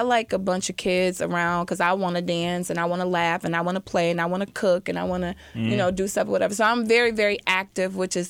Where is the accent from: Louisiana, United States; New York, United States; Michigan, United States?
Michigan, United States; Detroit; I'm from Detroit